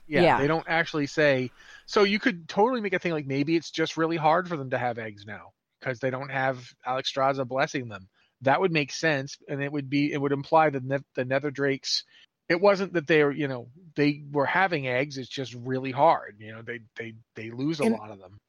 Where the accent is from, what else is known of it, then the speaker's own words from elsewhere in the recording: United States; moved away as an adult; now in Canada; I am from the United States originally